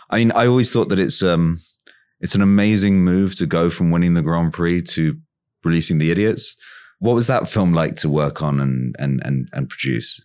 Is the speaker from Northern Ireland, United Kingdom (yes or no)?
no; London, United Kingdom; When I was growing up in London, around kind of nine ninety-five, I was like twelve, thirteen or something